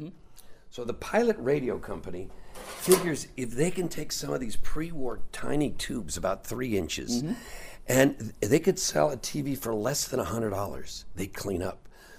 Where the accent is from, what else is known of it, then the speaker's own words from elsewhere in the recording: Beverly Hills, California, United States; When I was a kid, I grew up in Beverly Hills